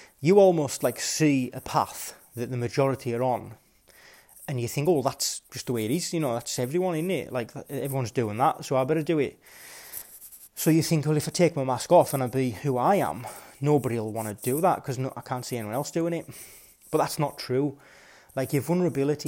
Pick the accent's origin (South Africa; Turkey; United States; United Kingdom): United Kingdom; West Cumbria, North West England; growing up in West Cumbria